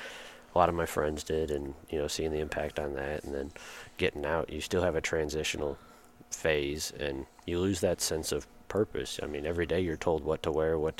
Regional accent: Michigan, United States; I grew up in Michigan

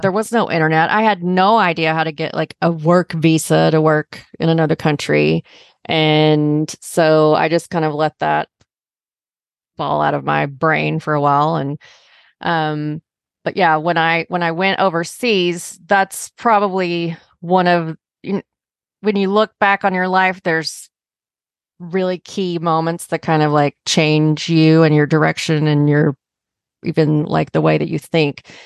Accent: Arkansas, United States; moved away; also born or lived in Chicago; I grew up in Arkansas

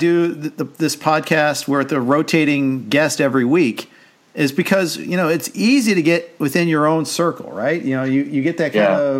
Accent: Indianapolis, Indiana, United States; I grew up in Indy.

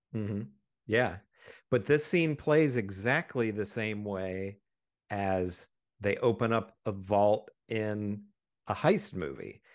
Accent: West Virginia, United States; we grew up in West Virginia

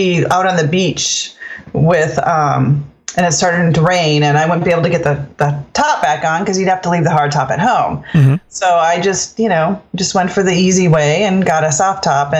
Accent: United States; moved away as an adult; also born or lived in Minnesota / North Dakota; now in Maryland, United States; I'm from Maryland. Originally, I grew up in Minnesota, in North Dakota, but ended up in Maryland as a stay-at-home mom.

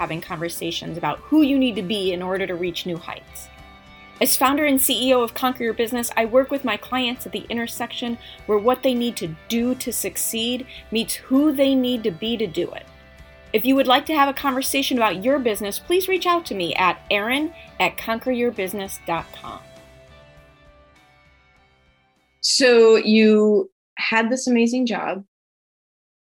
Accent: Midwest, United States; as a Midwesterner with that work ethic

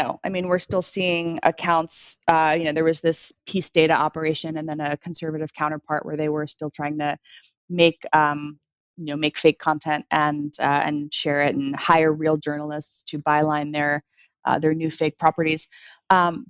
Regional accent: United States; me as an American, who has, you know, born here

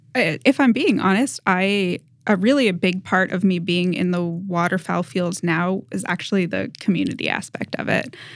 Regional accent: Massachusetts, United States; moved away; I grew up in New England. I'm from Massachusetts originally

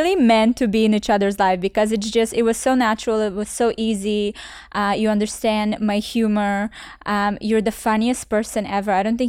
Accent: Canada; now in Miami, United States; Because I came from Canada where literally there's a team mm-hmm. of 12 people. And then here I'm in Miami

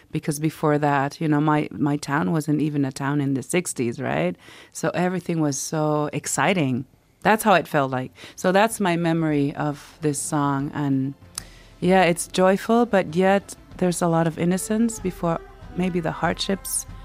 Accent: Quebec, Canada; We uh-huh. would go to this small town in Ivujivik near my hometown where my adoptive family are originally from

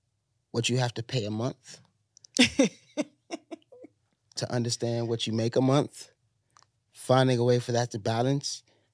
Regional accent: Chicago, Illinois, United States; I'm a thief. I'm from Chicago.

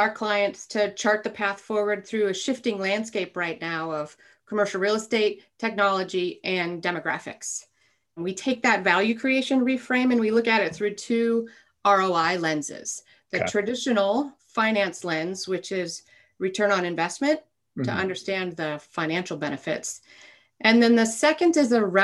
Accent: Alaska, United States; I grew up in Alaska

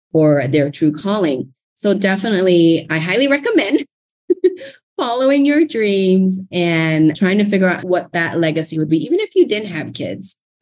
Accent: Thailand; English is a second language; now in Fort Worth, United States; English is not my first language

